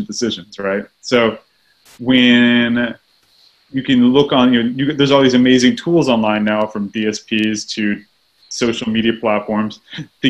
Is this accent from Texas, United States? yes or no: yes; Texas, United States; I grew up in Texas